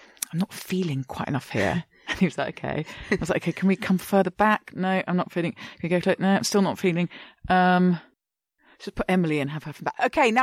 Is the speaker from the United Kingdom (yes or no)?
yes; London, United Kingdom; now in Brooklyn, United States; I'm from London, all my family, my friends